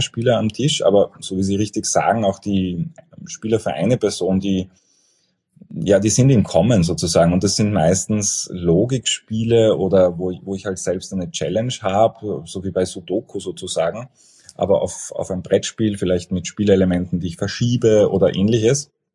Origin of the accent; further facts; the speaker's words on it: Vienna, Austria; ich bin, bin ein Wiener